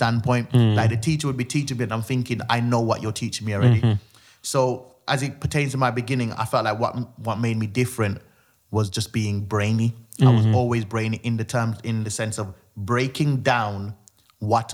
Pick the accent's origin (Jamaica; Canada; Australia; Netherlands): Jamaica; I was born in Jamaica, so like everyone was the entertainment